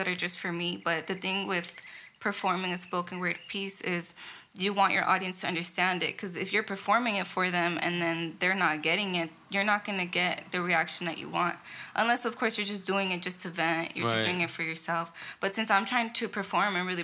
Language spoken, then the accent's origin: English; Victorville, California, United States; moved away as an adult; also born or lived in Los Angeles, California; initially, I grew up in L.A. Up until I was about 11, and that's when I moved to Victorville. And then I moved back to L.A. when I was 18, right after high school